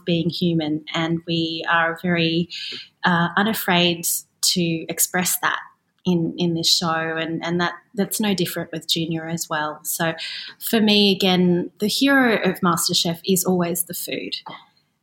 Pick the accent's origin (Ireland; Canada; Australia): Australia; growing up in Australia, as I did in the 80s and the 90s